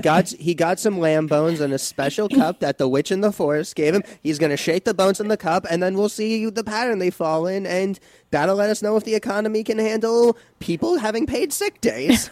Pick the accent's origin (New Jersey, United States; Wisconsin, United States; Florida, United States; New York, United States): New York, United States; suburb of New York City, United States; I'm from a suburb about, like, fifty minutes away from the city proper